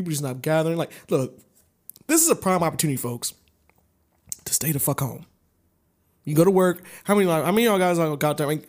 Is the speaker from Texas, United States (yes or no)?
no; Lithonia, Georgia, United States; And it's 65, but, oh, I come from Lithonia, baby. That's, it's like NASCAR out there. We kill it.